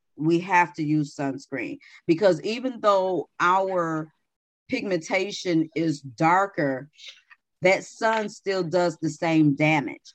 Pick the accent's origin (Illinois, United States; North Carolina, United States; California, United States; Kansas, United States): Illinois, United States; Chicago; moved away; I was from Chicago, so you know it's bit bitingly cold.